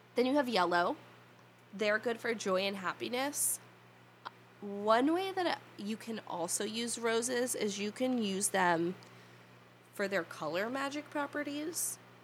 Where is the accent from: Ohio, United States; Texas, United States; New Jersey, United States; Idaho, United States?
New Jersey, United States; I was born here. I'll probably die here. And this is how my accent sounds.